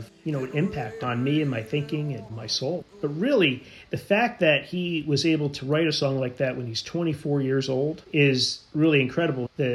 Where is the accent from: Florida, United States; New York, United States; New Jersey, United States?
New Jersey, United States; I'm from New Jersey